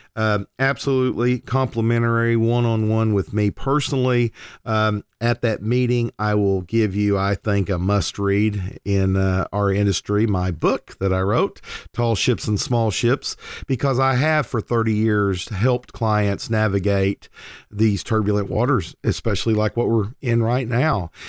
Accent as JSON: {"language": "English", "town": "Lindsay", "region": "Oklahoma", "country": "United States", "tie": "born or raised there", "moved": "as an adult", "lives_now": "Oklahoma City, United States", "said": "I moved to the Oklahoma City metro area, uh, away from my hometown of Lindsay, Oklahoma"}